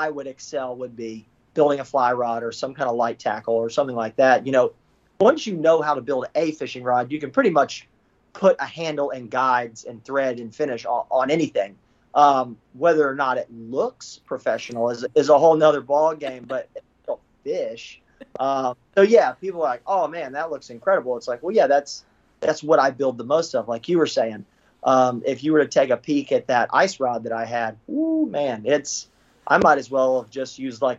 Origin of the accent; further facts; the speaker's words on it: Florida, United States; growing up in Florida